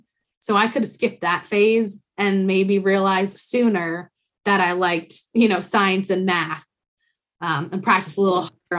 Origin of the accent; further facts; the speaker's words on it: Rhode Island, United States; we're from Rhode Island and my mom's from upstate New York and my dad's from Philadelphia.